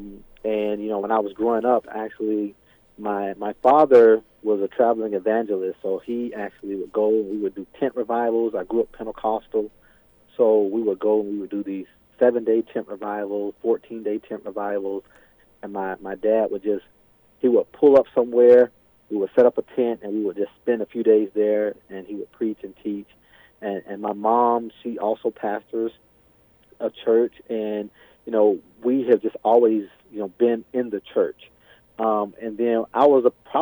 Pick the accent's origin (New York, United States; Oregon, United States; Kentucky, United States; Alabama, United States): Alabama, United States; moved away as an adult; now in Bemidji, United States; I was born and raised in Alabama